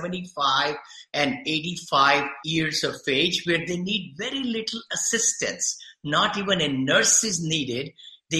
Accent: India; moved away as an adult; now in Danville, United States; I came from India

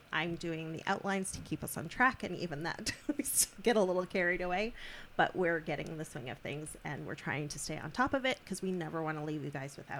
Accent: Canada; we are Canadian.

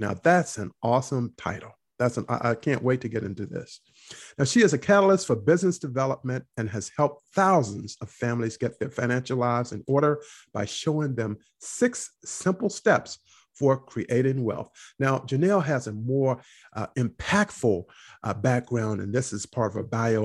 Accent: North Carolina, United States; I grew up in North Carolina

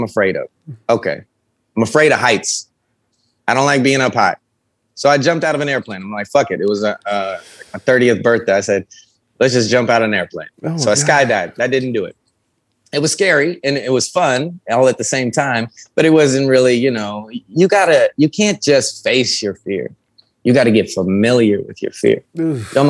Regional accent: North Las Vegas, Nevada, United States; I grew up in North Las Vegas

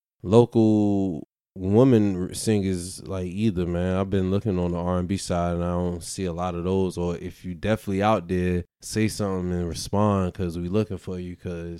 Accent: New York, United States; accent: New York; And then I get the New York shit because of my, like, I guess my accent

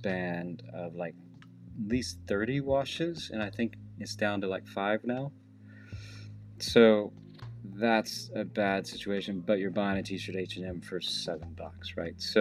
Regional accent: the South, United States; I grew up in the South

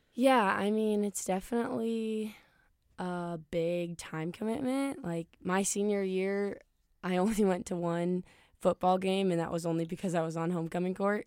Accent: Ankeny, Iowa, United States; moved away as an adult; now in Kansas City, United States; I am from Ankeny, Iowa

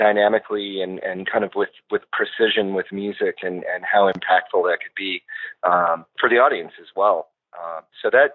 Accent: Western Springs, Illinois, United States; also born or lived in LaGrange, Illinois; I grew up in Western Springs, which is right next to it

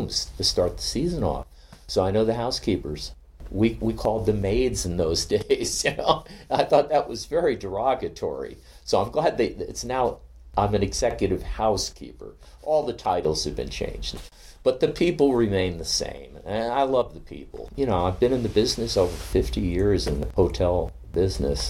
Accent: Cape Cod, Massachusetts, United States; moved away; my hometown in Cape Cod

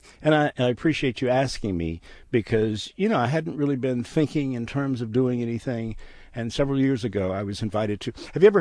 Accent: Tampa, Florida, United States; now in Houston, United States; my hometown of Tampa

